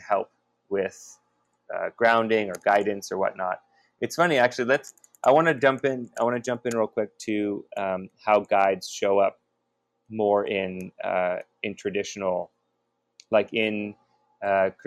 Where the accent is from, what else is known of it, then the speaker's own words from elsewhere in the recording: Bay Area, California, United States; growing up in the Bay Area